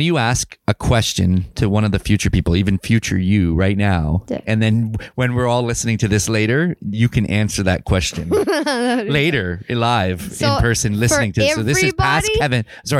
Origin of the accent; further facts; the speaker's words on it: Kamloops, British Columbia, Canada; And and then it just worked out as a happy coincidence that we're from Kamloops and everyone calls it Loops.